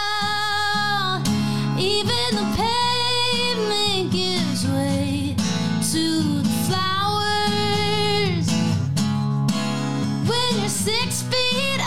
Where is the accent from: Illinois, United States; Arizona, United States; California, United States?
Illinois, United States; moved away as an adult; also born or lived in Toronto, Canada; I was born in Toronto and I grew up there until I was like 3. And then I moved to Illinois. And that's where really my whole life took place until college